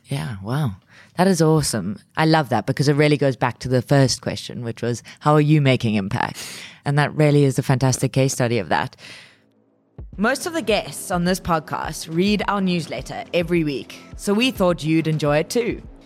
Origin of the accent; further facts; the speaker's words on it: South Africa; being a South African myself